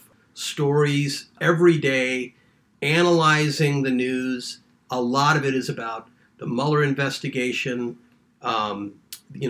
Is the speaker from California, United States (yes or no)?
no; St. Louis, Missouri, United States; moved away as an adult; my hometown of St. Louis